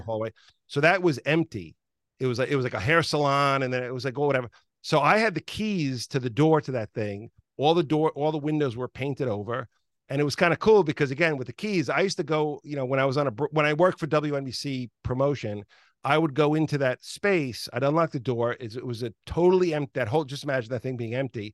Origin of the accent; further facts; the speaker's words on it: New York, United States; I grew up in New York